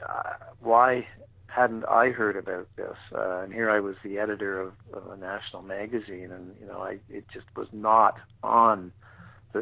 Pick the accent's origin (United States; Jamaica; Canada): Canada; I'm a Canadian